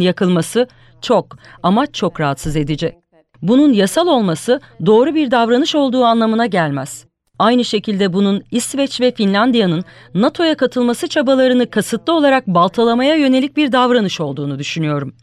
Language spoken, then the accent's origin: Turkish; United States; moved away as an adult; now in Istanbul, Turkey; Amerika Birleşik Devletleri'nde ilk doğanlardan biri olduğumu söyleyebilirim.